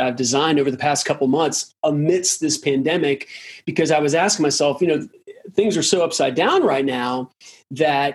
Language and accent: English; Durham, North Carolina, United States; I grew up in Durham, North Carolina.